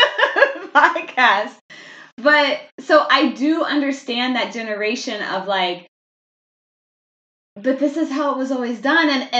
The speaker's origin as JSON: {"language": "English", "town": "Kansas City", "country": "United States", "moved": "as an adult", "lives_now": "Germany", "said": "I'm from Kansas City"}